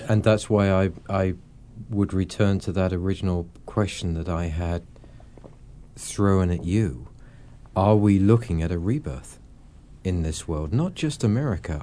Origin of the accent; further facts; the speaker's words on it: England, United Kingdom; I'm obviously an Englishman